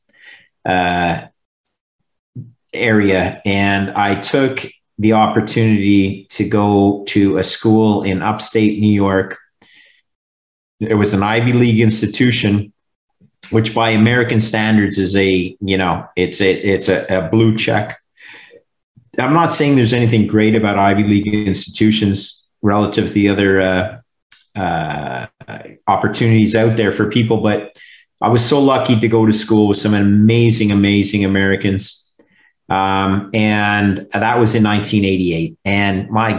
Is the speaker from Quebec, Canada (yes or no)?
yes; Montreal, Quebec, Canada; that's my hometown